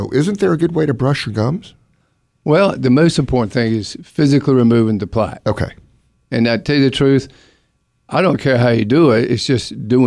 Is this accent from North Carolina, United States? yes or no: yes; Durham, North Carolina, United States; I'm from Durham. I use toothpicks, but you got to put it in the handle, you know